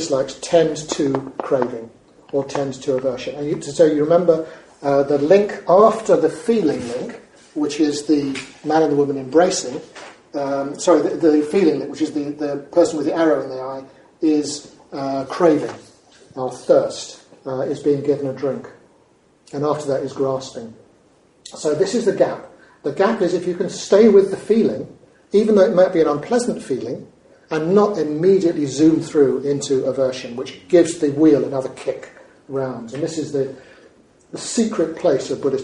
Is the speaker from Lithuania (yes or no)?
no; United Kingdom; we're notoriously British people travelling to Spain or living in Spain